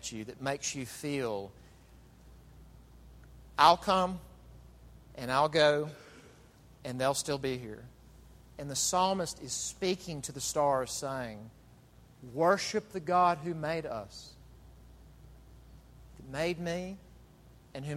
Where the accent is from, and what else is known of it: United States